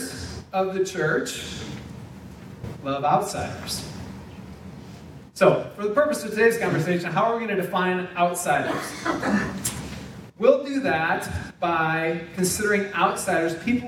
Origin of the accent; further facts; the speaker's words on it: South Dakota, United States; moved away; also born or lived in Minnesota / Indiana; we had local church families where we grew up in South Dakota, where I got saved and was baptized